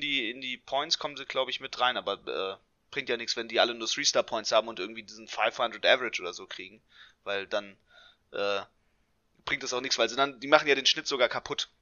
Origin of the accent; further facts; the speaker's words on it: Hanover, Lower Saxony, Germany; hier in meiner Heimatstadt in Hannover